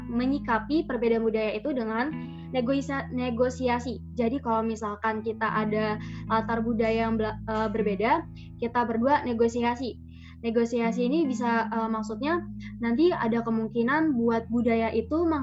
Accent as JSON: {"language": "Indonesian", "region": "Sulawesi", "country": "Indonesia", "said": "meskipun Farha dari Manado, saya dari Sulawesi"}